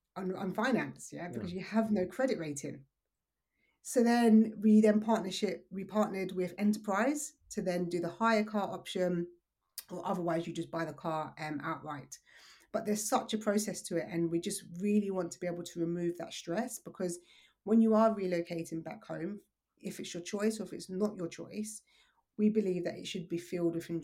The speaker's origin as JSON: {"language": "English", "region": "London", "country": "United Kingdom", "also_born_or_lived": "Surrey / Dubai", "moved": "as an adult", "said": "So I'm originally from South East London"}